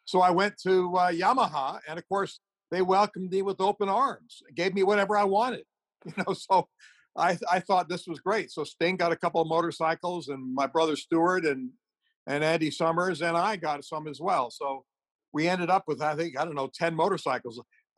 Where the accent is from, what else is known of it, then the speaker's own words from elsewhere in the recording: Beirut, Beirut Governorate, Lebanon; starting in the Middle East and growing up in Beirut and all that sort of thing